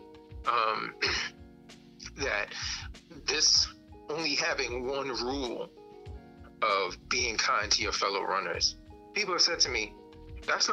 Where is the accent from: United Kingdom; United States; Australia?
United States; New York City, New York; I grew up in Brownsville, Brooklyn in the crack 80s.